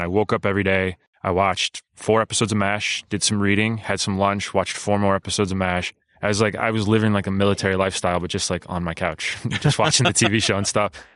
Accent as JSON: {"language": "English", "town": "Cleveland", "region": "Ohio", "country": "United States", "moved": "as an adult", "said": "I am from Cleveland, but I live here now"}